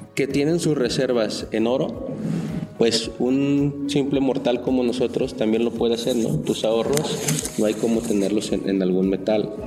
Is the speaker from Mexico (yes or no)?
yes; Mexico; nosotros mismos como mexicanos